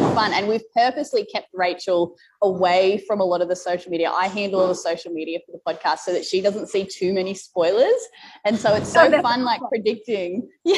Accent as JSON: {"language": "English", "country": "Australia", "said": "So I'm an Australian"}